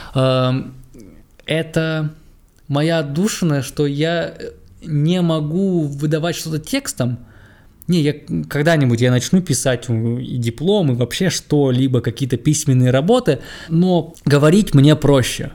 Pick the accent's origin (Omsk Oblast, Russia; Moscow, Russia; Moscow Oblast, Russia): Omsk Oblast, Russia; Omsk; 10-11 класс, я ездил, кто, кто живет в Омске, кто, тот знает, я ездил из Амура